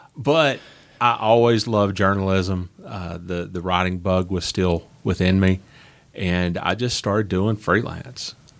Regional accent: Nashville, Tennessee, United States; also born or lived in Huntsville, Alabama; I grew up in Nashville, Tennessee

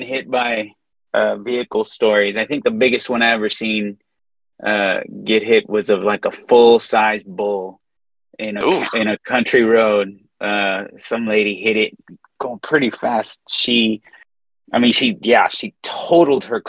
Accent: Inglewood, California, United States; moved away as an adult; now in Austin, United States; In Inglewood. I grew up. Okay. I'm an inner city boy. So I grew up in Inglewood.

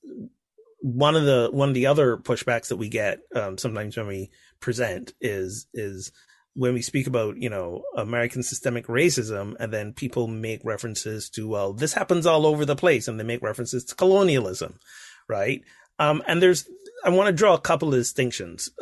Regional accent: Barbados; I grew up in Barbados, which is like, I don't know, 97% black.

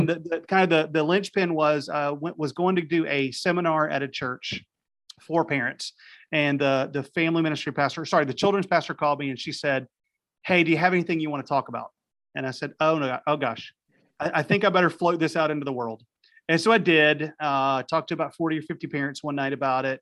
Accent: Raleigh, North Carolina, United States; now in Wilmington, United States; I was in Raleigh, North Carolina, wh, which is my hometown.

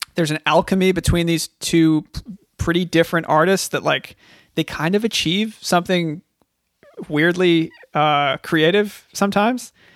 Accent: Long Island, New York, United States; I'm from Long Island

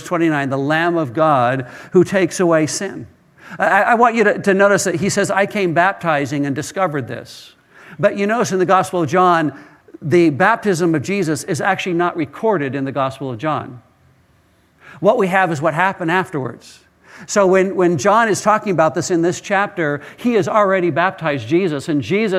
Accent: Israel; moved away as an adult; I was raised in part in Israel, went to high school, undergraduate work, graduate work in Israel, and lived there for quite a number of years

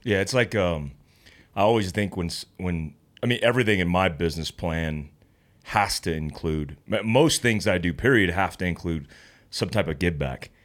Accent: North Carolina, United States; moved away; I grew up in North Carolina at the foothills of the Appalachians

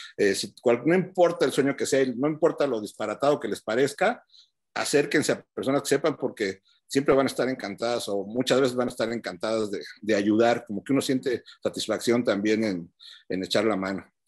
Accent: Mexico City, Mexico; moved away as an adult; also born or lived in Denver, United States; now in United States; yo vengo de Chilangolandia

